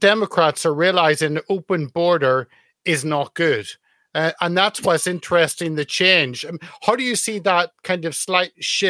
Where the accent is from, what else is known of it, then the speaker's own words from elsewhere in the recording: United Kingdom; as a Brit